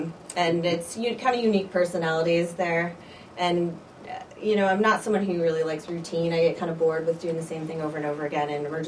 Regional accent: Naperville, Illinois, United States; also born or lived in Detroit suburbs, Michigan; I grew up in Naperville, so it was pretty cool to be able to work at the hospital where I was born.

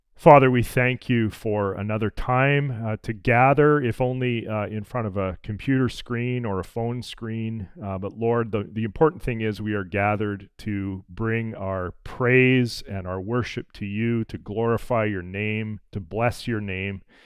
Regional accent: Alberta, Canada; growing up in Alberta

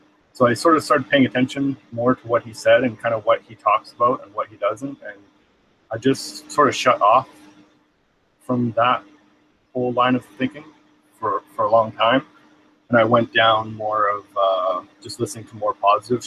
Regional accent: British Columbia, Canada; I'm from Canada, British Columbia

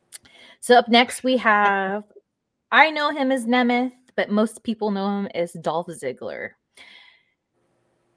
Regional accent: Southern California, United States; I grew up in SoCal

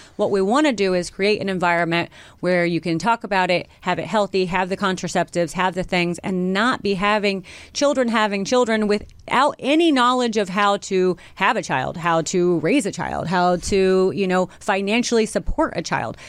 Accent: Missouri, United States; I'm from Missouri

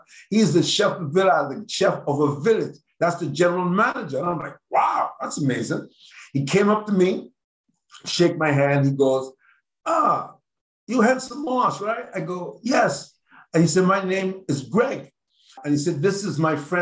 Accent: Nassau, New Providence, Bahamas; moved away as an adult; I'm from Nassau, Bahamas, so I was living in Nassau

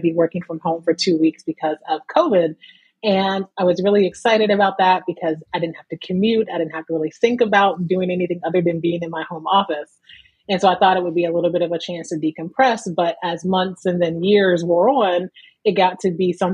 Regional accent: Alliance, Ohio, United States; moved away as an adult; also born or lived in Canton, Ohio; now in Philadelphia, United States; I was born in Canton, Ohio, and raised in Alliance, Ohio

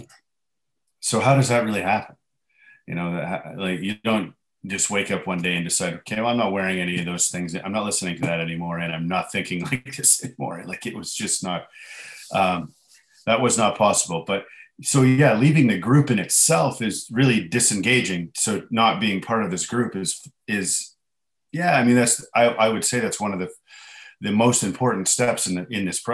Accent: Canada; I'm Canadian

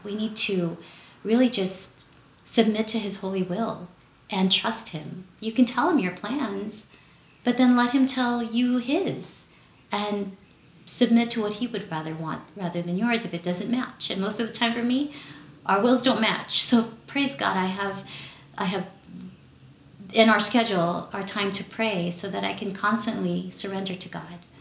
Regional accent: Los Angeles, California, United States; also born or lived in Philippines; I grew up here in Southern California. I was born in the Philippines and came here to Los Angeles when I was seven. So, I was essentially raised here in the City of the Angels

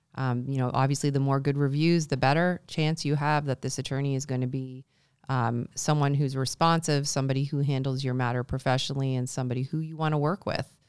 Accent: Canada; now in Buffalo, United States; I'm Canadian

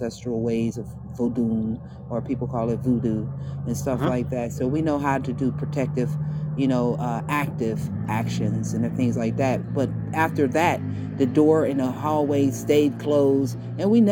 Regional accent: Monongahela / Appalachia, Pennsylvania, United States; I was born in a project, raised in a project, got my first place in a project. But we're on the Appalachian Mountains, so I'm an Appalachian baby. You know, I was born off the Monongahela

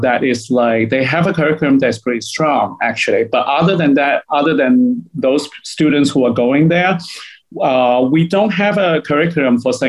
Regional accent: Hong Kong; moved away; We are people from Hong Kong

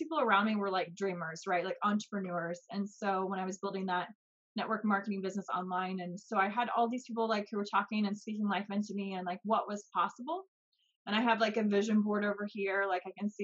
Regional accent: Kansas City, Missouri, United States; I grew up in the United States and Missouri, actually. So there's Kansas City, Missouri, and Kansas City, Kansas. So I grew up on the Missouri side

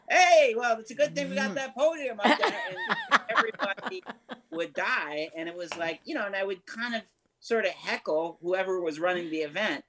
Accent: New Haven, Connecticut, United States; now in California, United States; we're all from we're from New Haven, Connecticut

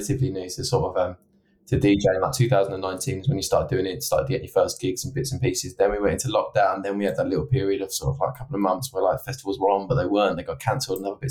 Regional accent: Essex, East of England, United Kingdom; now in Manchester, United Kingdom; I'm from Essex originally

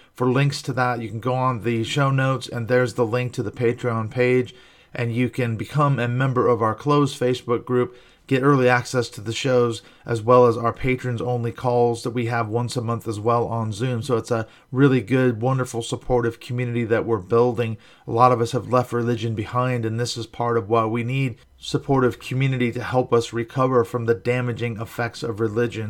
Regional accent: Washington, United States; moved away; my home state, Washington State

